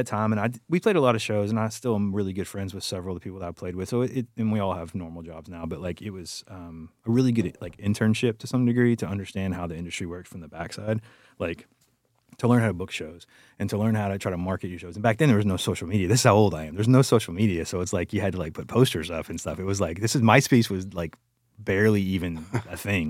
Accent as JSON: {"language": "English", "town": "Dayton", "region": "Texas", "country": "United States", "tie": "born or raised there", "said": "I'm from the Houston area, a town called Dayton, which is like between Houston and Beaumont."}